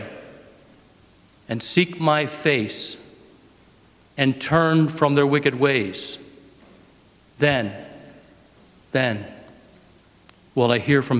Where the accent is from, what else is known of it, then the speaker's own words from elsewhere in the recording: United States; as faithful American Catholics